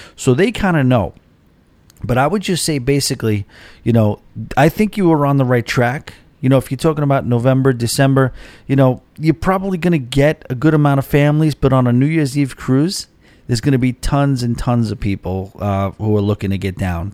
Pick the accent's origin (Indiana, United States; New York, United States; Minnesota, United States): New York, United States; Rockville Centre; moved away; I will be moving to my hometown. And, uh, or, you know, it's my home little neighborhood. And, uh, it's a place called, uh, Rockville Center.